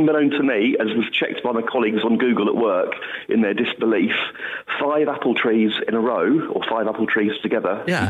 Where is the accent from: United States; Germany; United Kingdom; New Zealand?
United Kingdom; England; moved away as an adult; now in Gatley, United Kingdom; originally down south. Moved up with work.